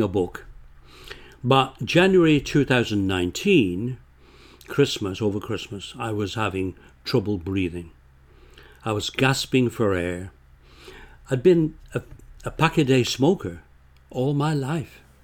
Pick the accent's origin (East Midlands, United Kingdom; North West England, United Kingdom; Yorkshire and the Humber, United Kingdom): North West England, United Kingdom; Bolton; moved away as an adult; also born or lived in Scotland; now in Canada; when I grew up in Bolton, Lancashire